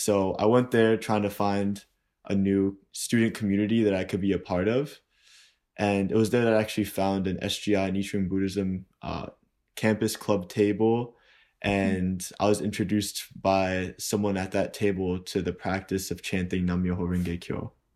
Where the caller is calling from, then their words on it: New York, United States; also born or lived in Saint Louis; I'm calling from New York